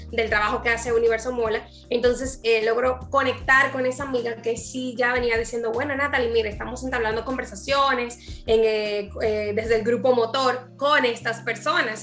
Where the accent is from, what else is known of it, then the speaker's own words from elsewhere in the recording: Dominican Republic; como decimos en buen dominicano